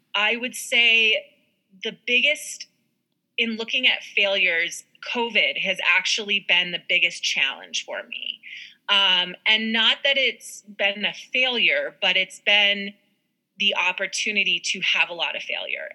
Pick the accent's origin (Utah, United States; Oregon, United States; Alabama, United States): Utah, United States; Park City; I was born and raised in Park City, Utah